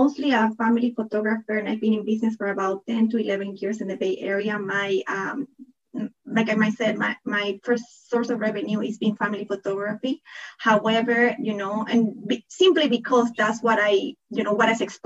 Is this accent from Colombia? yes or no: no; Panama; accent: thick accent; English is a second language; also born or lived in Toronto, Canada / Netherlands; now in California, United States; I am originally from Panama. That's why I have that thick accent